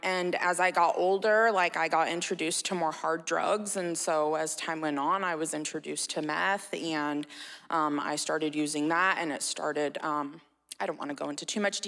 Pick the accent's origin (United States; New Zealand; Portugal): United States; Red Bluff, California; I was born and raised in Red Bluff